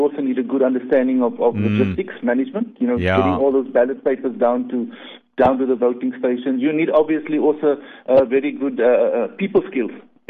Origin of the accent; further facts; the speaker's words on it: Uitenhage, Eastern Cape, South Africa; moved away as an adult; now in Cape Town, South Africa; I'm not originally from Cape Town. I'm born and bred in Uitenhage in the Eastern Cape.